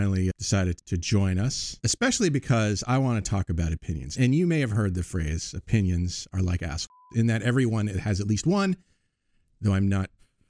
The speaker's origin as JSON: {"language": "English", "area": "Cape Cod", "region": "Massachusetts", "country": "United States", "tie": "born or raised there", "moved": "yes", "lives_now": "Iowa, United States", "said": "I am from the Boston area myself. Where? Well, I grew up on Cape Cod, actually."}